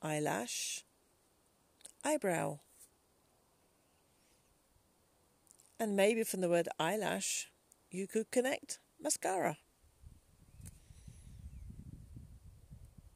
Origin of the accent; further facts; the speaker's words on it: England, United Kingdom; as an English person